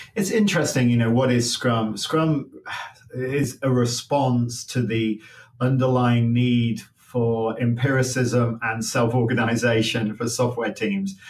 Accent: Leicester, East Midlands, United Kingdom; now in United States; I was born in Leicester, just outside Leicester

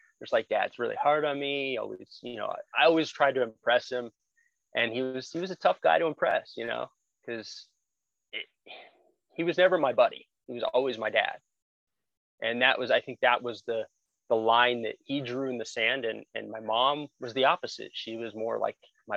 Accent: Glendale, Arizona, United States; I'm a native to Arizona. I was born and raised in Glendale

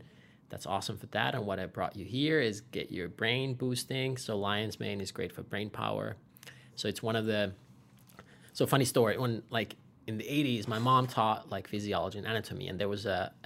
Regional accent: Finland; I was born and raised in Finland, so I'm a 13th generation family farmer out of there.

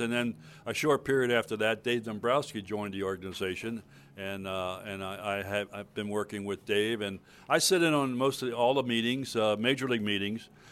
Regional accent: Baltimore, Maryland, United States; in Baltimore, my hometown

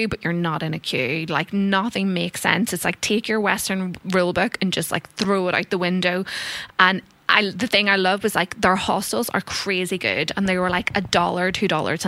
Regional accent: Ireland; moved away as an adult; growing up in Ireland

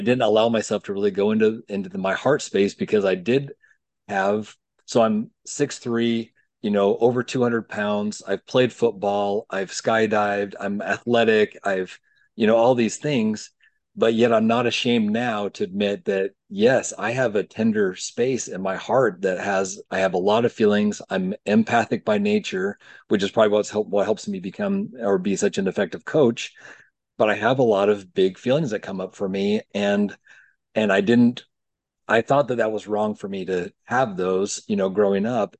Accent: Provo, Utah, United States; I grew up in Provo, Utah

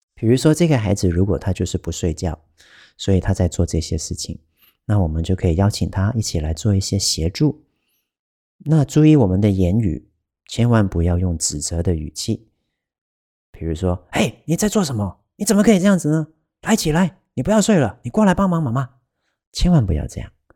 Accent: Taiwan; 这不是我们台湾人平常会， 会常用的一个发音

